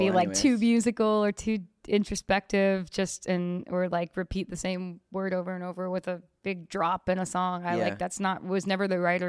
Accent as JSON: {"language": "English", "region": "New York", "country": "United States", "tie": "born or raised there", "also_born_or_lived": "New Jersey", "lives_now": "Los Angeles, United States", "said": "New York. And Jersey, like a little bit of both. Started, I was born at Brooklyn, Long Island, yeah, for like half of my life, and then eventually Dirty Jersey."}